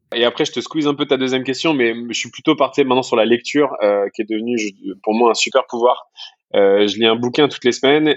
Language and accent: French; France; accent: French; les Français on parle pas très bien en anglais